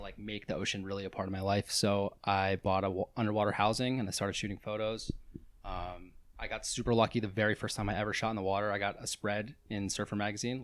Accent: Pennsylvania, United States; moved away as an adult; also born or lived in Santa Barbara / Venice, Los Angeles; now in Los Angeles, United States; where I grew up in Pennsylvania, it's about forty-five minutes from the shore

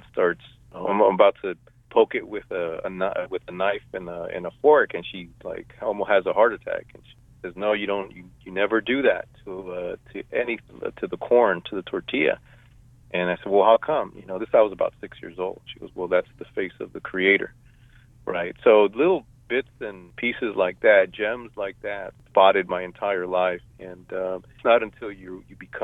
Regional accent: San Francisco, California, United States; I grew up in San Francisco

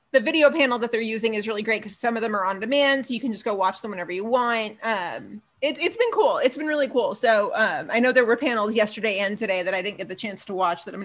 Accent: Queens, New York, United States; But I always say I'm from Queens.

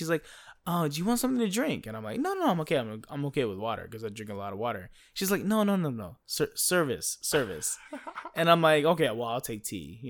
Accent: United States; well, no, bitch, I'm American.

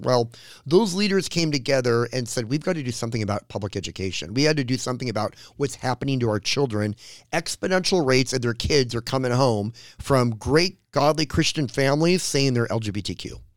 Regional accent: Orange County, California, United States; I'm from Orange County, California

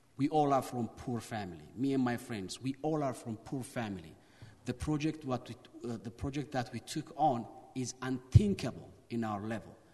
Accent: Ethiopia; from Ethiopia

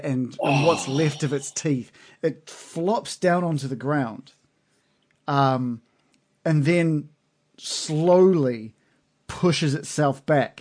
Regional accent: New Zealand

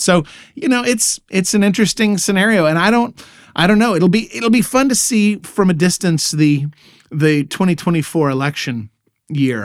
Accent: Texas, United States; moved away as an adult; now in Germany; this Texas boy.

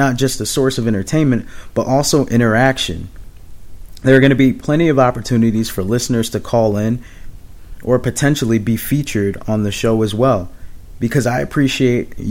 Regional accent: Springfield, Massachusetts, United States; moved away as an adult; also born or lived in San Antonio, Texas / Biloxi, Mississippi / Charleston, South Carolina / Oklahoma City, Oklahoma; now in Boston, United States; I actually was born and raised in Springfield, Massachusetts.

